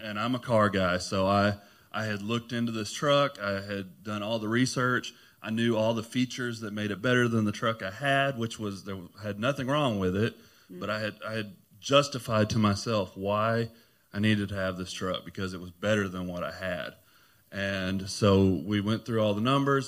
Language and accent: English; Clarksville, United States; I'm from Clarksville, been here all my life.